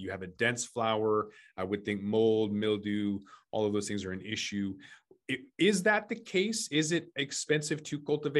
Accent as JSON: {"language": "English", "town": "Seattle", "region": "Washington", "country": "United States", "said": "I'm from Seattle"}